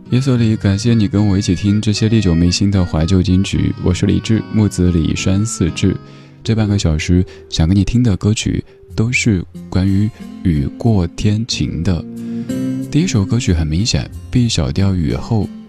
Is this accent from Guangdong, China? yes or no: no; Sichuan, China; accent: Sichuanese; 我家乡话四川话